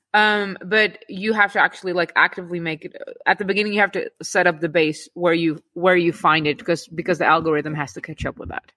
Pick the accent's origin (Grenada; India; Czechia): Czechia; us Czech Czech people